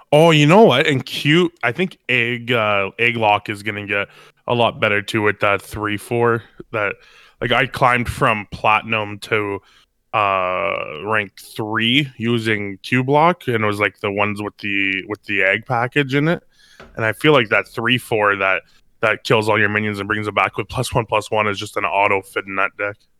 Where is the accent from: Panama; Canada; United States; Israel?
Canada; I'm from Canada.